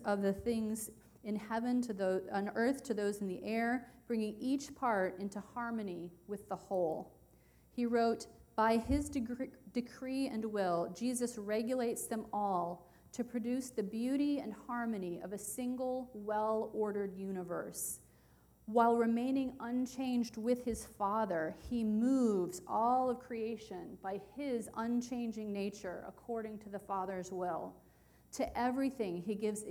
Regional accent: West Virginia, United States; moved away; my home state of West Virginia

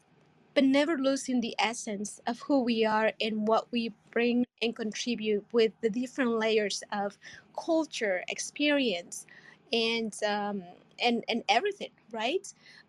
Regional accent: Mexico; accent: Mexican; now in Japan; I'm from Latin descendant. I was born and raised in Mexico. And what you were, and I have lived in seven different countries.

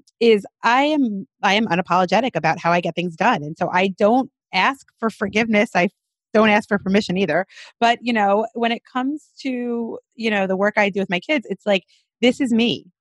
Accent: New York City, New York, United States; I'm a Brooklyn girl, born and bred in Brooklyn

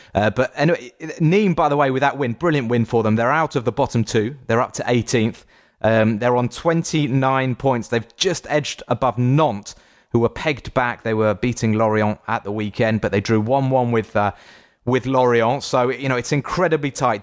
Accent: England, United Kingdom; I am English

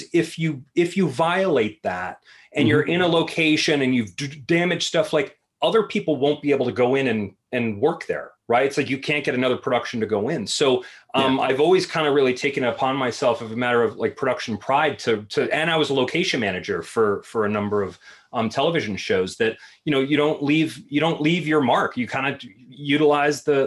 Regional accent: Beverly, Massachusetts, United States; I grew up in a small neighborhood called Beverly Farms, which is a very wealthy enclave of this city of Beverly

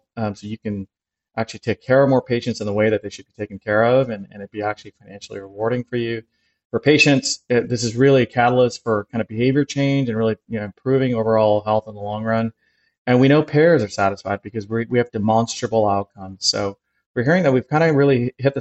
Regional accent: Canada; now in New York City, United States; I grew up in Canada

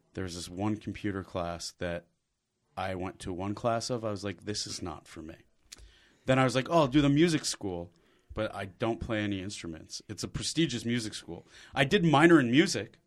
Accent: Michigan, United States; moved away as an adult; also born or lived in Bloomington, Indiana; I grew up in Michigan

